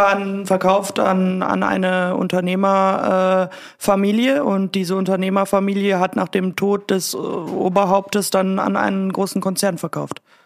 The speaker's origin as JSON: {"language": "German", "country": "Germany", "moved": "yes", "lives_now": "Austria", "said": "ich mich als Deutsche"}